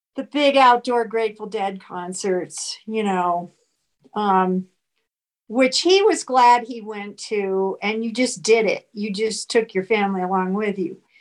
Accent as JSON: {"language": "English", "town": "Phoenix", "region": "Arizona", "country": "United States", "tie": "born or raised there", "moved": "as an adult", "lives_now": "Prescott, United States", "said": "I was born in Phoenix, mm-hmm. grew up in Phoenix"}